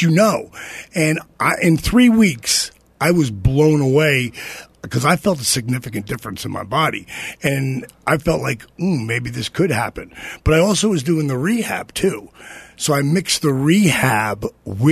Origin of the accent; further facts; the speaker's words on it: New Jersey, United States; I'm from Jersey